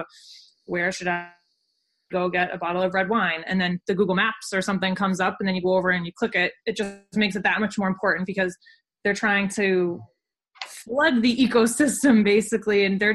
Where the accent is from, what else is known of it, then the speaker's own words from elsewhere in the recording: New England, United States; now in New York, United States; I'm from New England